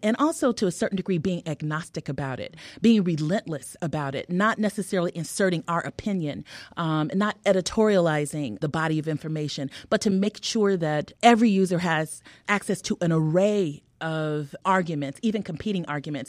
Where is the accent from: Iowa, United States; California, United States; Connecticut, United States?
California, United States; also born or lived in Harlem, New York; now in Chicago, United States; I'm a Californian